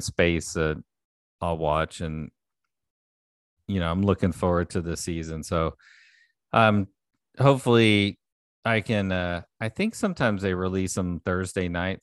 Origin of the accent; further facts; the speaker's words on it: Houston, Texas, United States; growing up in Houston area